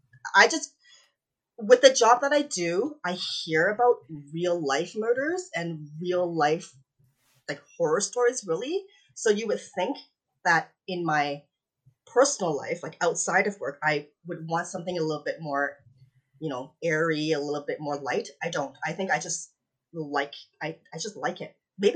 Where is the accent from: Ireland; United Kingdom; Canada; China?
Canada; also born or lived in Hong Kong; I was born in Hong Kong. We moved to Canada when I was 7